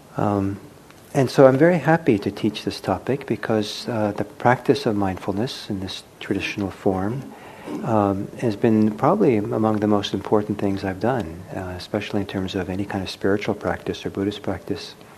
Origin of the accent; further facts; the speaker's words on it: United States; first language English; growing up in the United States speaking English